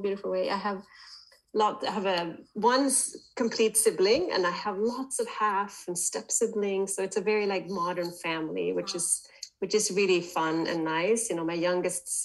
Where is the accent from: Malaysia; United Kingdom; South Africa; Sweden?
Sweden; I'm born and raised in Sweden